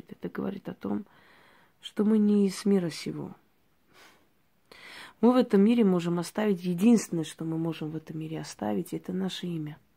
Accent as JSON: {"language": "Russian", "country": "Georgia", "tie": "born or raised there", "said": "я девочка, которая родилась в Грузии, в селении, очень красивом месте, курортном, можно сказать. Э, училась там в национальной школе, мечтала совершенно об иной жизни."}